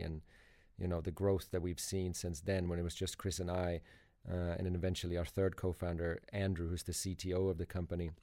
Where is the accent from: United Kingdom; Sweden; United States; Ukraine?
Sweden; now in Sydney, Australia; I'm originally from Sweden